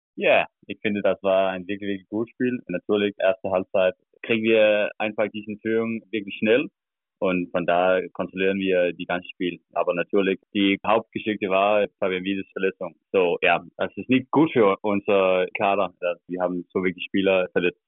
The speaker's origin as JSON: {"language": "German", "country": "Denmark", "second_language": "German", "moved": "as an adult", "lives_now": "Berlin, Germany", "said": "ich komme aus Stern, das ist 8000 Einwohner"}